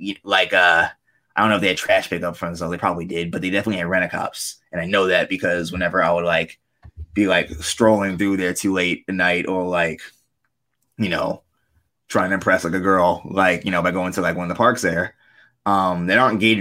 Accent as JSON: {"language": "English", "town": "New York City", "region": "New York", "country": "United States", "tie": "born or raised there", "said": "I grew up in a neighborhood called Forest Hills"}